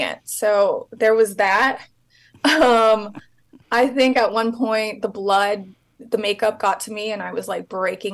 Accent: Kansas, United States; moved away as an adult; also born or lived in Texas / Los Angeles / New York; now in New York and Los Angeles, United States; I grew up in Kansas, was born in Texas

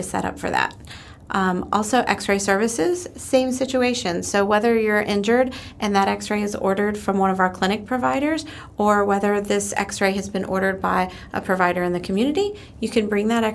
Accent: New Jersey, United States; now in Polk County, Florida, United States; I am originally from New Jersey. Me and my family moved down here in 2005

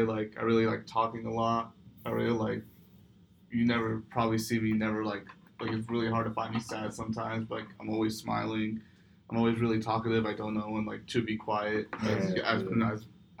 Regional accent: San Francisco, California, United States; I was born in San Francisco, but my ethnicity is I'm Palestine. My family was born in the Middle East

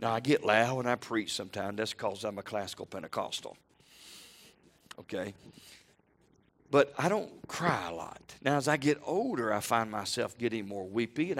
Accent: the South, United States; Because I'm from the South, I do well to speak English, let alone Greek.

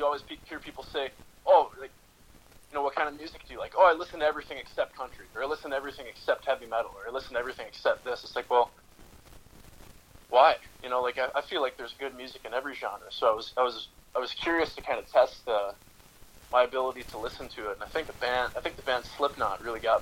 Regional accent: Duluth, Minnesota, United States; I'm from Duluth, Minnesota

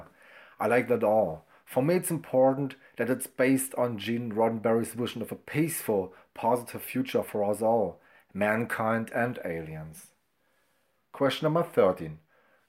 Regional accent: Brandenburg, Germany; first language German; English is a second language; I'm from Germany, Brandenburg, not far away from Berlin.

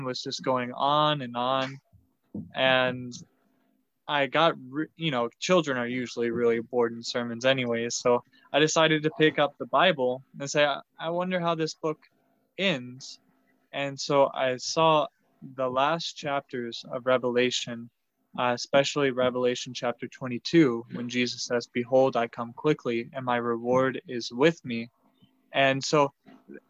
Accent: Pico, Texas, United States; moved away as an adult; also born or lived in Arkansas; I was born and raised in Pico, Texas, which is a small town of about 1,300 people

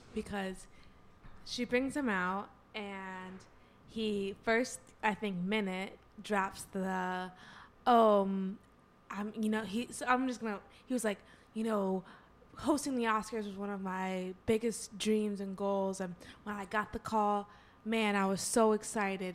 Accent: Southfield, Michigan, United States; moved away; Back in my home state

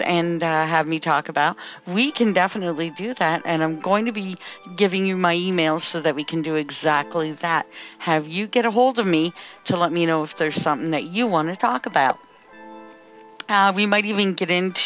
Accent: Timmins, Ontario, Canada; I am from Timmins, Ontario, Canada

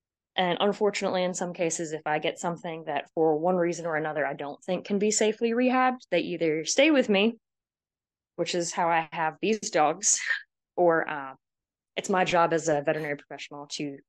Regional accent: Georgia, United States; also born or lived in California; I was born in California, but I've always considered myself a Southern girl because I was mostly raised in Georgia or around the Southeast.

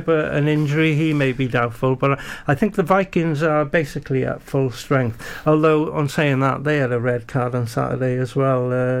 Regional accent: Wales, United Kingdom; being a Welsh lad

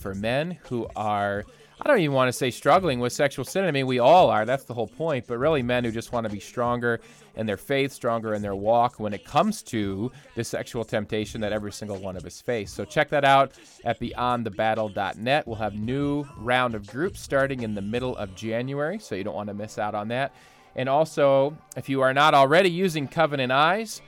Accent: Ohio, United States; now in Michigan, United States; I grew up in Ohio where there's four seasons of the year

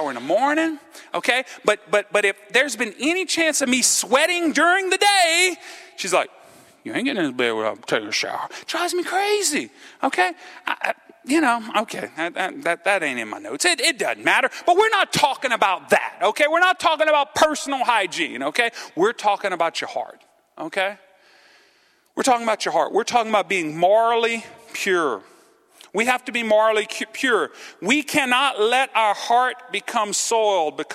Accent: Cajun, Louisiana, United States; I'm a Cajun.

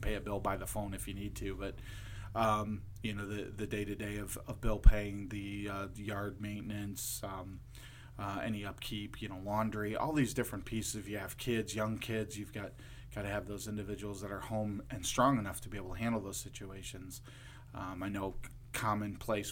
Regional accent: Lorain, Ohio, United States; I'm originally from Lorain, Ohio

